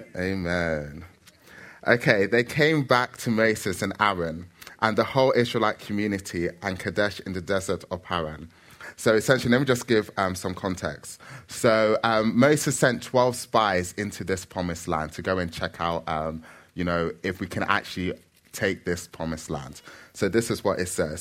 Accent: Nigeria; now in London, United Kingdom; I am Nigerian

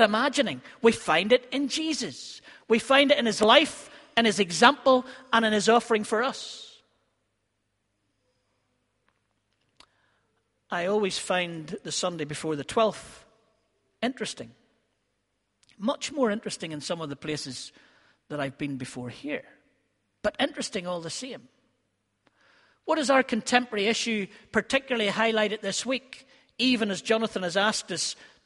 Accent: Ballymena, Northern Ireland, United Kingdom; growing up in Harryville or Gilgorm around Ballymena

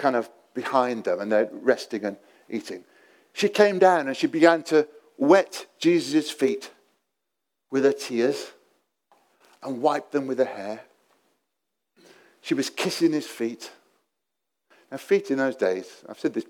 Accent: England, United Kingdom; being English

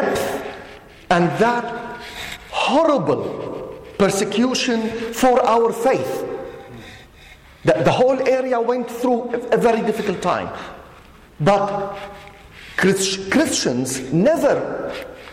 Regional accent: Syria; I come, as Keith said, I come from Syria

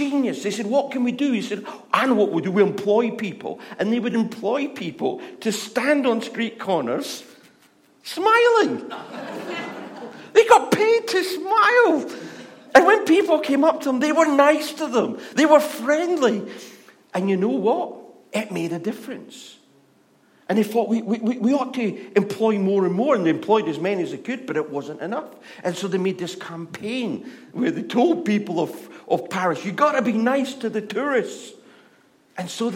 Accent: Scotland, United Kingdom; accent: Scottish; moved away; I am Scottish. We're built for shouting at people. That's why God gave us this accent

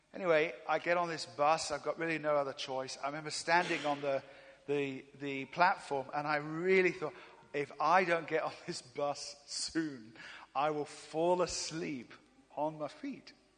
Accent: England, United Kingdom; I'm from England.

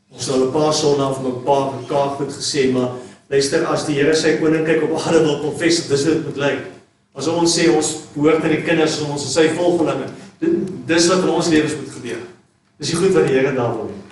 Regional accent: South Africa; maar as Suid-Afrikaners is ons ongelooflik

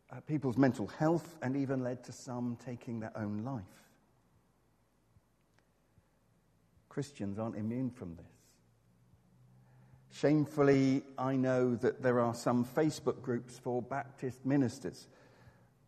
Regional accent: Exmouth, South West England, United Kingdom; When I was growing up in Exmouth, there was a shop just across the road

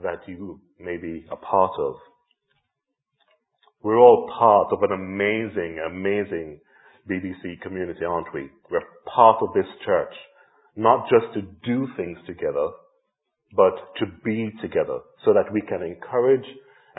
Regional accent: Jamaica; moved away; I grew up in Jamaica in the 70s and 80s with a real sense of community all around

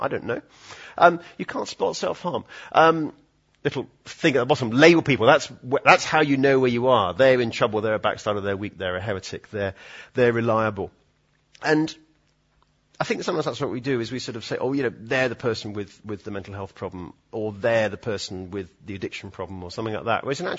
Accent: Edinburgh, Scotland, United Kingdom; I know it's sort of stiff upper lip and, you know, we're sort of from Edinburgh. We don't really talk about emotions and that sort of thing, do we?

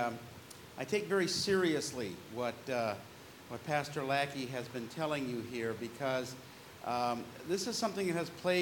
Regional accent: California, United States; I grew up in California

